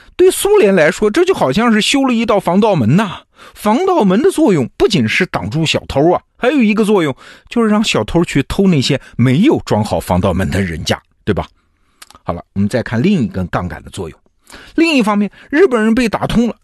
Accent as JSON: {"language": "Chinese", "country": "China", "said": "我们中国人"}